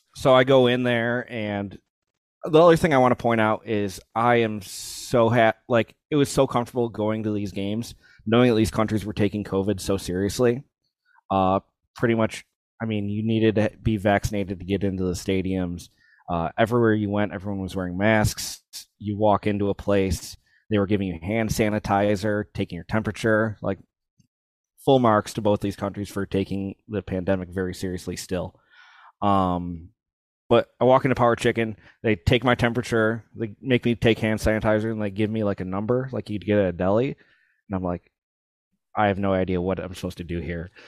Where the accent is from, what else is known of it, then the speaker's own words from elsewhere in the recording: United States; as an American